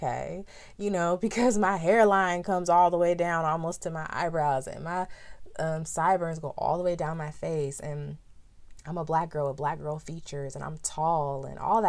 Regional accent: San Diego, California, United States; growing up in San Diego, California

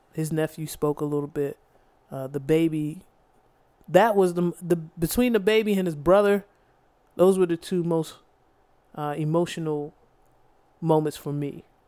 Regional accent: District Heights, Maryland, United States; growing up where we grew up in District Heights.

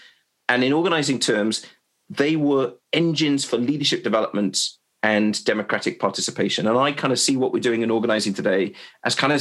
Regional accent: Wales, United Kingdom; moved away as an adult; also born or lived in London; I moved back to Wales from London, where I was learnt to organise

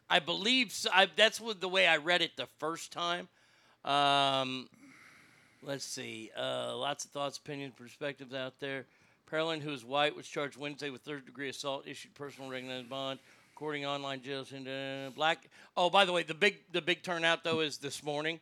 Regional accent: Placerville, California, United States; I'm from Hangtown

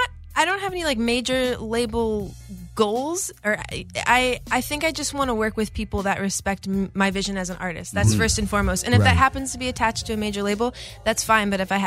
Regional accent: Midwest, United States; I'm from the Midwest.

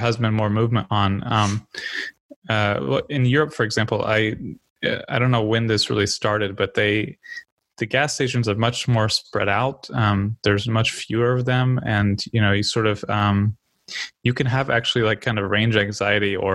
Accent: United States; as an American

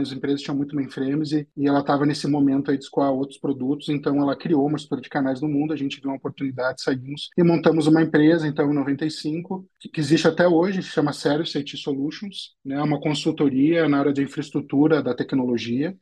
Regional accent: Porto Alegre, Rio Grande do Sul, Brazil; eu sou natural de Porto Alegre, no Rio Grande do Sul né, lá que eu nasci em 73

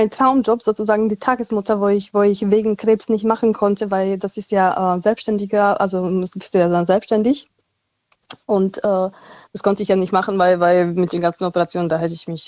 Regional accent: Slovakia; German is a second language; ich komme ja aus der Slowakei und mein Ex war äh, aus Tschechien

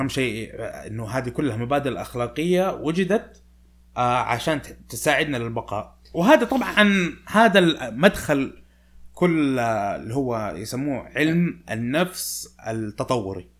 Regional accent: Saudi Arabia; فأنا وأنت سعوديين

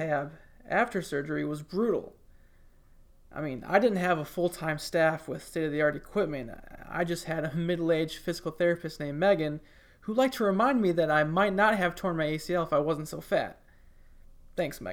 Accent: Michigan, United States; now in Tuscaloosa, United States; when I was like 6 or 7 years old, growing up in Michigan

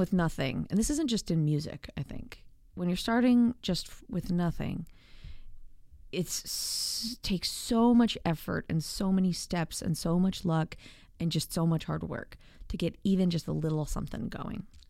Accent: Atlanta, Georgia, United States; also born or lived in Arlington, Virginia / suburbs of Washington, D.C.; I grew up mostly in the suburbs of Atlanta

